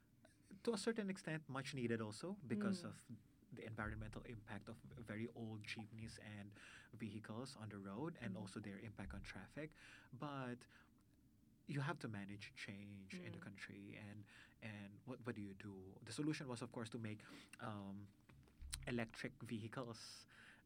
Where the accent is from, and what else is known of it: Philippines